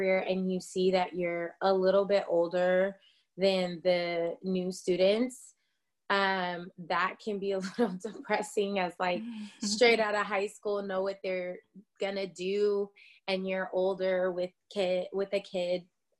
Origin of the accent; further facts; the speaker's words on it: Tacoma, Washington, United States; also born or lived in Atlanta; now in California, United States; I am originally from Tacoma, Washington, and that's Washington State